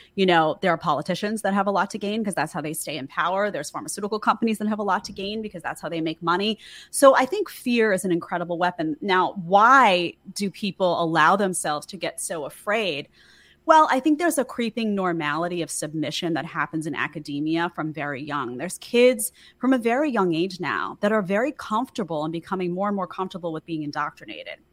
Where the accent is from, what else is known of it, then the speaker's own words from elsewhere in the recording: New York City, New York, United States; I grew up in New York City to a very middle-class family